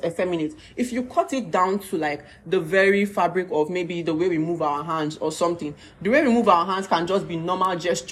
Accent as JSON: {"language": "English", "country": "Nigeria", "tie": "born or raised there", "said": "I grew up in Barak"}